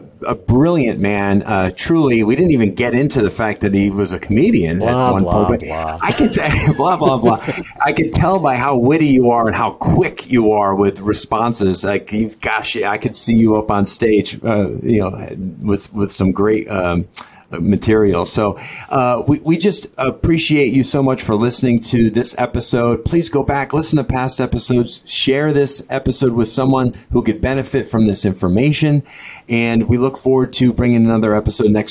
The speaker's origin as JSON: {"language": "English", "region": "Connecticut", "country": "United States", "moved": "yes", "lives_now": "Florida, United States", "said": "I've lived in Florida as long as I lived in Connecticut, where I'm from"}